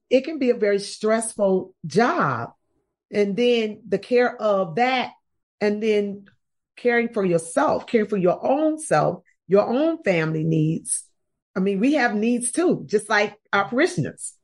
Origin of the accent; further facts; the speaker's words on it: Chicago, Illinois, United States; now in Atlanta, United States; I'm from Chicago originally. I live in Atlanta, Georgia, but I'm from Chicago, and that's what I grew up doing, jumping double dutch.